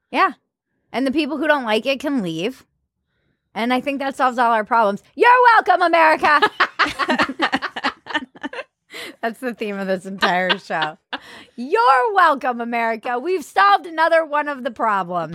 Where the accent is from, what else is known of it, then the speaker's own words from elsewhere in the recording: East Coast, United States; growing up on the East Coast